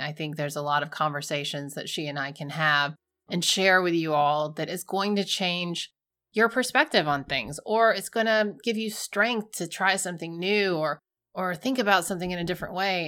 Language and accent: English; Georgia, United States; We're from Georgia.